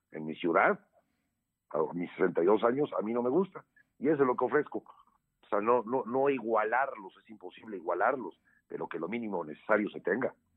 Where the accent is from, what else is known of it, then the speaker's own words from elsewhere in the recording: Puebla, Mexico; soy poblano, tengo 62 años, siempre he vivido acá